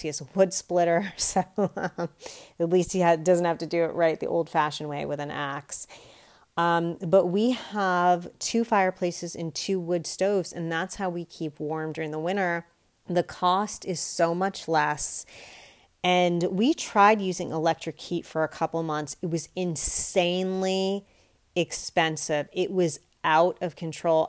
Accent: United States; I can only speak as an American

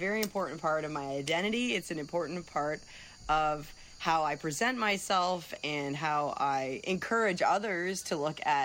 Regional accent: Windsor, Ontario, Canada; moved away; my hometown of Windsor, Ontario

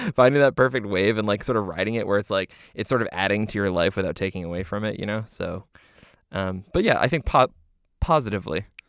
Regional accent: Canada; we're Canadian

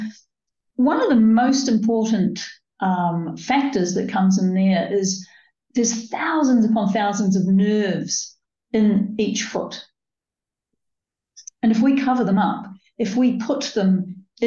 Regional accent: New Zealand; moved away as an adult; now in United Kingdom; I was born in New Zealand and grew up, I think, fairly much barefoot

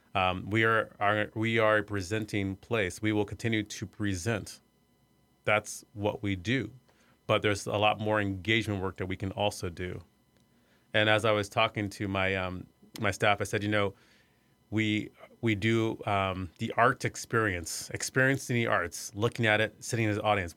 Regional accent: Iowa, United States; moved away; I grew up in Iowa. I was the first black person to graduate from my high school

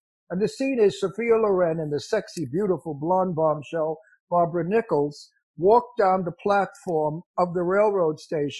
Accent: Genoa, Liguria, Italy; I drove from, because we're from Genoa, Italy, so I drove through Monte Carlo down into Basse, and then around all the way past Lisbon, and then up into Madrid.

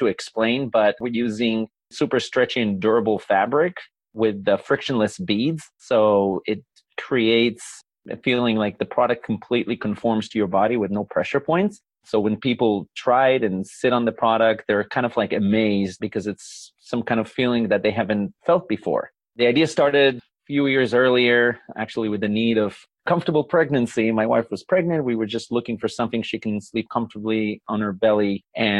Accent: Israel; moved away as an adult; now in United States; Well, I was born in Israel

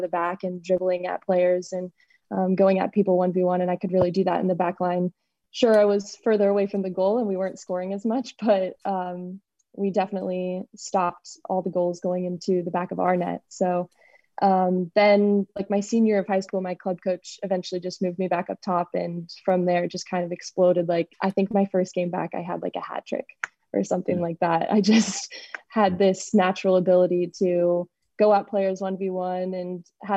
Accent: Kansas City, United States; moved away as an adult; also born or lived in Oxford, Mississippi / Louisville, Kentucky; I grew up in Kansas City

